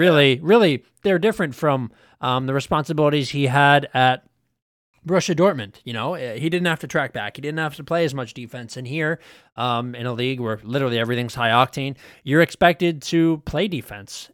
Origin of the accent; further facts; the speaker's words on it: United States; as an American